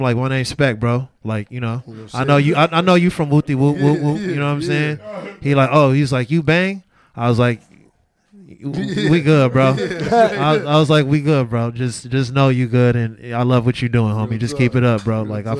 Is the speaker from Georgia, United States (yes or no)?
no; Los Angeles, California, United States; like, I'm from Los Angeles, South Central.